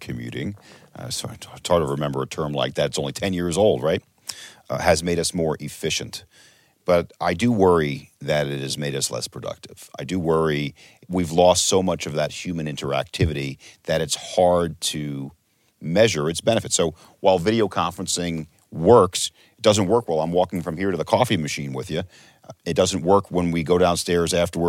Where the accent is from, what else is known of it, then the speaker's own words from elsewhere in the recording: United States; I'm an American